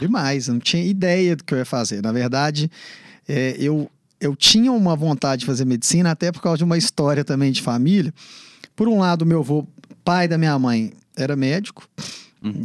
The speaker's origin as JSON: {"language": "Portuguese", "town": "Ouro Branco", "region": "Minas Gerais", "country": "Brazil", "tie": "born or raised there", "moved": "yes", "lives_now": "Belo Horizonte, Brazil", "said": "Já nasci, fui para lá, fui criado em Ouro Branco"}